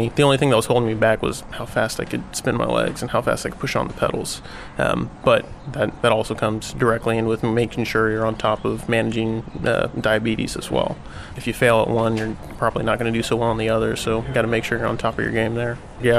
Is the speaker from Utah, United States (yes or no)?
no; Austin, Texas, United States; I'm from Austin, Texas, 25 years old.